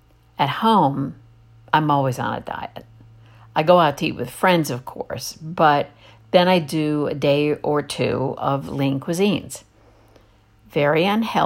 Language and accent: English; East Coast, United States; I grew up on the East Coast